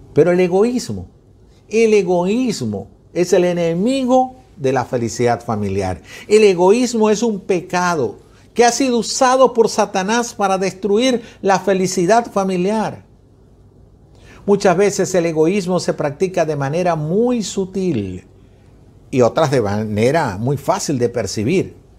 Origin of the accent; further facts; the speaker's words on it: Venezuela; yo como venezolano